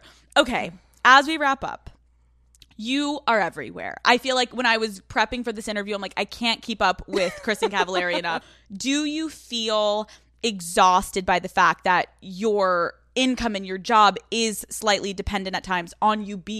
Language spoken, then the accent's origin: English; Northeast, United States; I'm so from the Northeast.